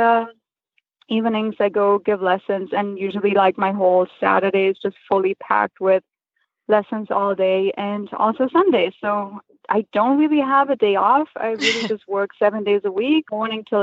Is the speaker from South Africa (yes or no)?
no; Germany; moved away as an adult; now in United States; I'm originally from Germany, and I moved to the States about 5 years ago.